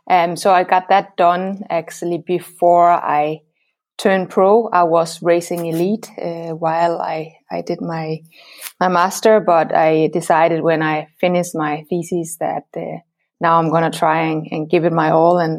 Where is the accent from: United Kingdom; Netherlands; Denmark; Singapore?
Denmark; I'm from Denmark